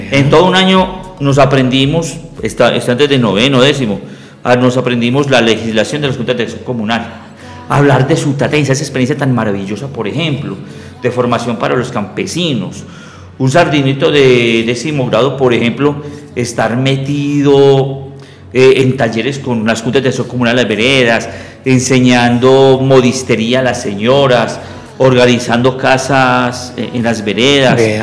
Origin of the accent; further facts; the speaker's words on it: Medellín, Antioquia, Colombia; Yo nací en Medellín, en un barrio muy, muy lindo llamado Enciso.